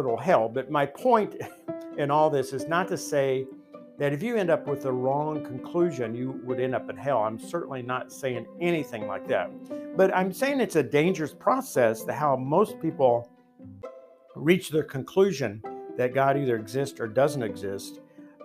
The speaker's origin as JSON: {"language": "English", "region": "Appalachia", "country": "United States", "tie": "born or raised there", "said": "I grew up in the Bible Belt. So Christianity was in the fabric of everything."}